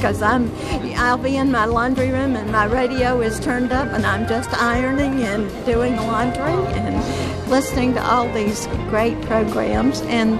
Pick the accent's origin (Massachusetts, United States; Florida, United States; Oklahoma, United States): Florida, United States; now in Memphis, United States; I've been listening to Bot since I moved to Memphis. We moved from Florida to Memphis, and it was a very hard adjustment for me.